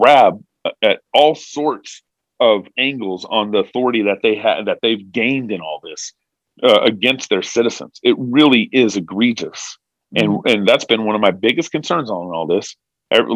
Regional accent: Texas, United States; moved away; also born or lived in California; I was born in Texas in 1979. We were in Tyler, Texas in 1981, 82, 83

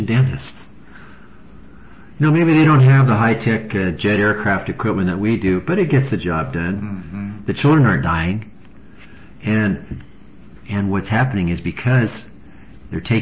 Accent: United States; as an American

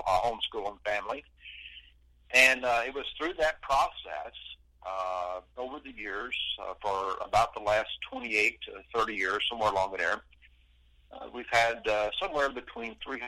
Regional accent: Lawrence County, Alabama, United States; I was born in Lawrence County, Alabama. I presently live 8 miles from where I was born and raised. I'm a country boy.

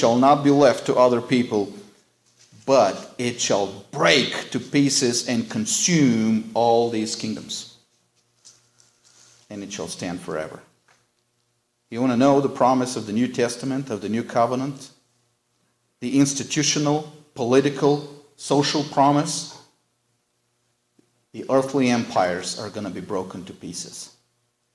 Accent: United States; as Americans and American Christians

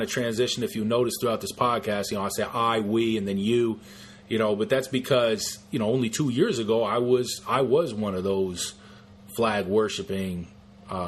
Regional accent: United States; as American Christians

